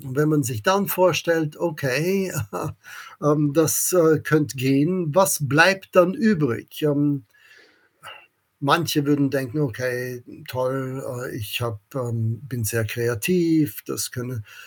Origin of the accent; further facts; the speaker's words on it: Vienna, Austria; German is a second language; moved away as an adult; also born or lived in Oxford, United Kingdom / Princeton, United States / Kiel, Germany; Ich bin ein Amerikaner, der in Wien in Österreich geboren wurde.